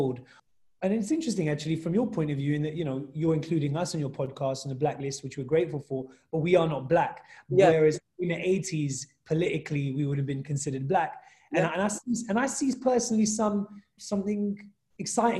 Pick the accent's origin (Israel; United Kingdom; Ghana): United Kingdom; coming from the UK